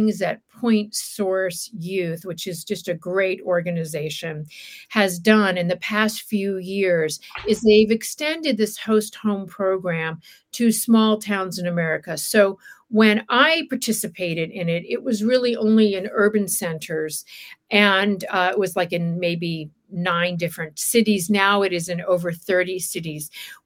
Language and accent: English; Alabama, United States; also born or lived in Wilmington, Delaware; now in Los Angeles, United States; I was born in Alabama, and at a certain point, my father's businesses tanked. We uprooted ourselves. We lost our home, lost the businesses. We drove to live with my aunt in Delaware, Wilmington, Delaware